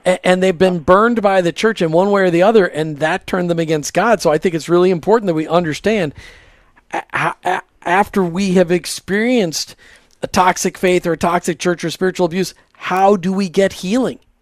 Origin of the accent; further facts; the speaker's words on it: Burnsville, Minnesota, United States; I grew up in Burnsville